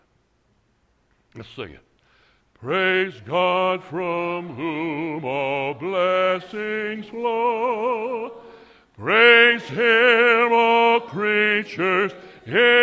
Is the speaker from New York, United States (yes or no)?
no; Chicago, Illinois, United States; I come from Chicago